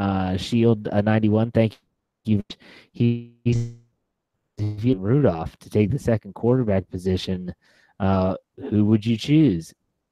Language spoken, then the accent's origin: English; Wheeling, West Virginia, United States; now in Maryland, United States; I am back in my hometown of Wheeling, West Virginia. Wheeling, West by God, Virginia. And so I came back home to celebrate Mother's Day with my mother. I'll be heading back to Maryland tomorrow.